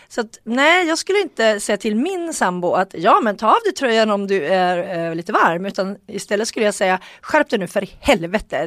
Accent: Sweden; vi svenskar tycker lite extra

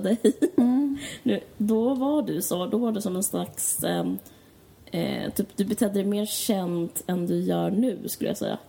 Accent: Stockholm, Stockholm County, Sweden; jag kommer från Akalla

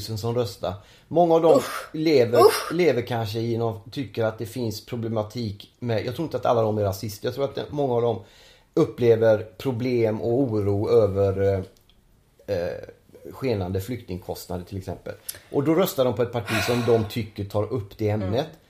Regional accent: Gothenburg, Västra Götaland, Sweden; moved away; jag är ju från Göteborg

